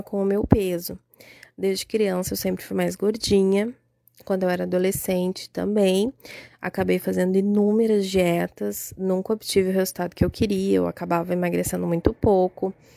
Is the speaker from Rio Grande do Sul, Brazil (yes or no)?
yes; Porto Alegre, Rio Grande do Sul, Brazil; sou de Porto Alegre, Rio Grande do Sul